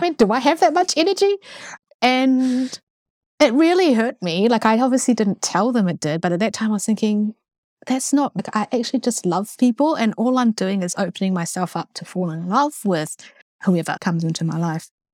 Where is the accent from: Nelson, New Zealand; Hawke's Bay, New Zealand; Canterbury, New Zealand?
Canterbury, New Zealand; Christchurch; accent: strong New Zealand; also born or lived in Taiwan; I, uh, was born in Taiwan and, uh, my family moved here to Christchurch, uh, when I was five, and then I grew up in Christchurch and did all my schooling there